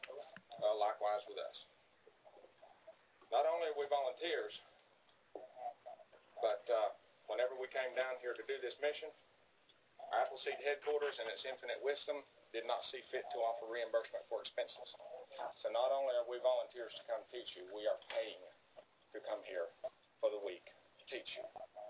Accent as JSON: {"language": "English", "region": "North Georgia", "country": "United States", "said": "I'm from North Georgia."}